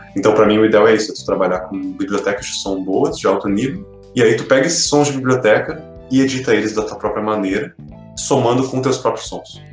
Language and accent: Portuguese; Brazil; a nossa infância coletiva como brasileiros, assim, de quem é cresceu na década de 90